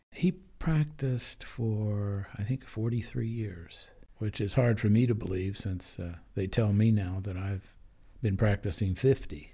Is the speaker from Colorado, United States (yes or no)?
yes; Denver, Colorado, United States; also born or lived in East Orange, New Jersey; I grew up in Denver. Um, I was conceived in Colorado. I was born in New Jersey.